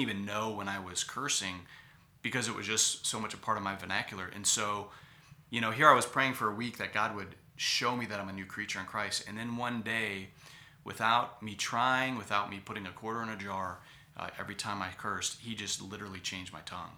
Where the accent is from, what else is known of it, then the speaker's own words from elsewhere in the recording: Cleveland, Ohio, United States; moved away as an adult; also born or lived in California; my hometown, which is Cleveland